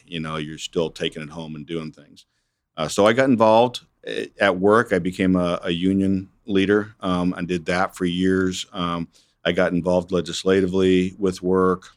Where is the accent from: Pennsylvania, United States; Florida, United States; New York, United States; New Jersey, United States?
Pennsylvania, United States; Erie; moved away as an adult; now in Wichita, United States; I grew up in Erie, Pennsylvania, uh, born back in nineteen sixty-four